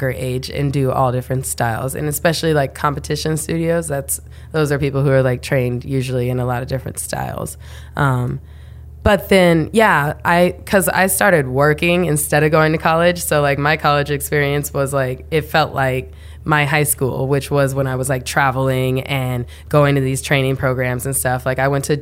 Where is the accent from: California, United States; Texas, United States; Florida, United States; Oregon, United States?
California, United States; Chico; moved away; also born or lived in New York City; So all those people from Paradise now live in my hometown, really? Chico